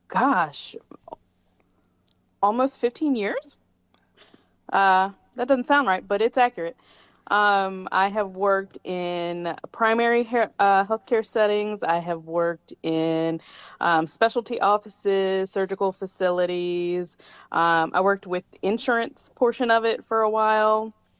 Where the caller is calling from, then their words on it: Chester, Virginia, United States; Chester, Virginia.